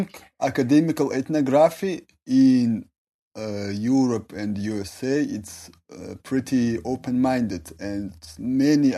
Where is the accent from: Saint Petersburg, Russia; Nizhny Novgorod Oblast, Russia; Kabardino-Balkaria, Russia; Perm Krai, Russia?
Kabardino-Balkaria, Russia; Nalchik; English is a second language; I am a guy from Nalchik. It's a city in the Kabardino-Balkarian Republic. I'm Circassian